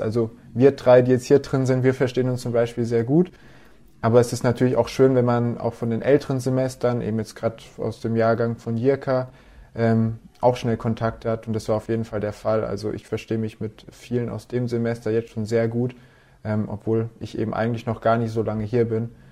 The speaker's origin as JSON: {"language": "German", "town": "Lörrach", "region": "Baden-Württemberg", "country": "Germany", "moved": "as an adult", "lives_now": "Aalen, Germany", "said": "ich komme aus Lörrach ursprünglich, ähm, unten an der Schweizer Grenze"}